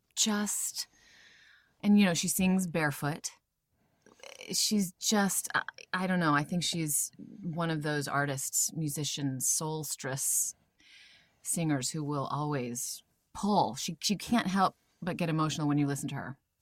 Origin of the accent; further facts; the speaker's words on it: Iowa, United States; also born or lived in Albuquerque, New Mexico; I was born in Albuquerque, and then, but so, sort of simultaneously grew up in Iowa as well